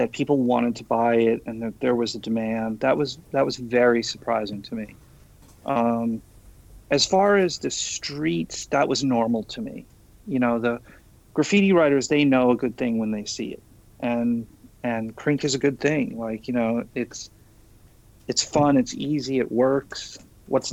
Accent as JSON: {"language": "English", "town": "New York City", "region": "New York", "country": "United States", "also_born_or_lived": "San Francisco", "moved": "as an adult", "said": "I'm from Queens. I'm not from Manhattan."}